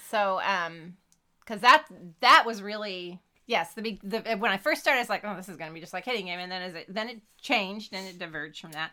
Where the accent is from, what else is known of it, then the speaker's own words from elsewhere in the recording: California, United States; growing up in California in the '70s